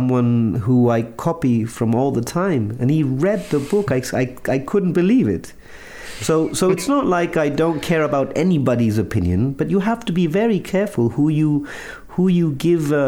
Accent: Chile; I'm from Chile

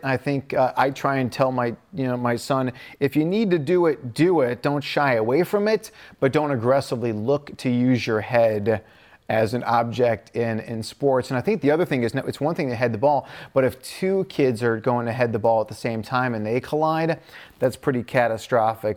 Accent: Midwest, United States; I grew up in the Midwest

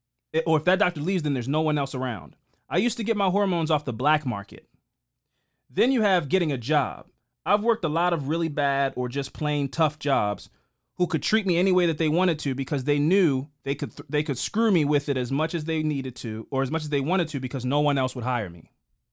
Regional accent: Nebraska, United States; I'm trans and from Nebraska and lived in Omaha, which is about 45 minutes from Lincoln.

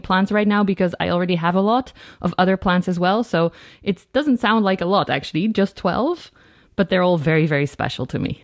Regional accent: Netherlands; I'm also a yoga teacher and I'm from the Netherlands

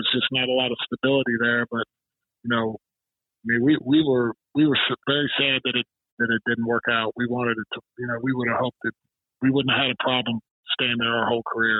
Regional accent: United States; moved away as an adult; also born or lived in Arkansas / Missouri / Sacramento; I was from Arkansas and Missouri.

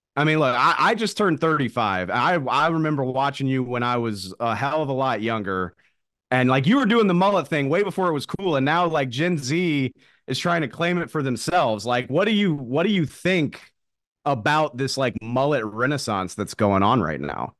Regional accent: the South, United States; I grew up in the South

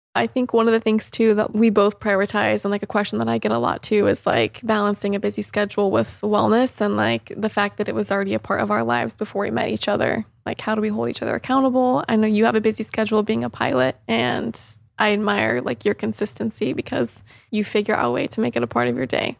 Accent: Mooresville, North Carolina, United States; moved away as an adult; now in St. Petersburg, United States; I grew up in Mooresville.

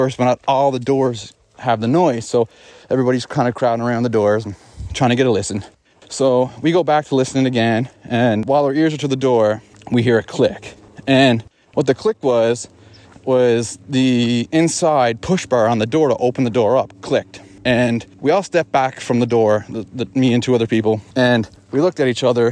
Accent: Glace Bay, Nova Scotia, Canada; my hometown of Glace Bay, which is in Nova Scotia

